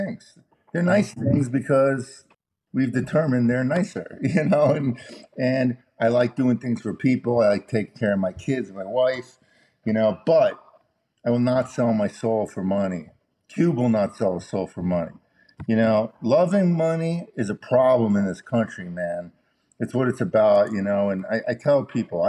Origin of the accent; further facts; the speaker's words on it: Chicago, Illinois, United States; I was born in Chicago